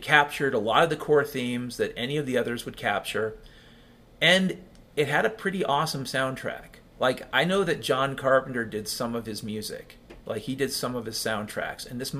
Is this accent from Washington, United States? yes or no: yes; Mount Vernon, Washington, United States; I grew up in Mount Vernon, Washington